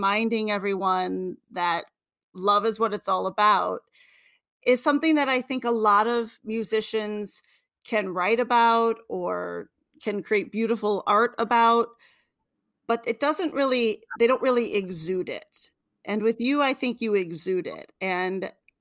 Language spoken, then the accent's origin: English; Detroit, Michigan, United States; I am from Detroit.